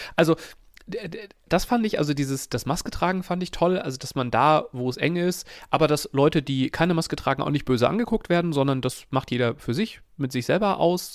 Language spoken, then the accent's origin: German; Germany; ich verklemmter, hässlicher äh, Deutscher